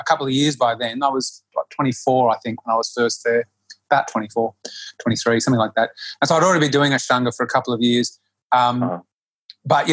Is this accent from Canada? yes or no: no; Australia; accent: Australian; moved away; my bad Australian accent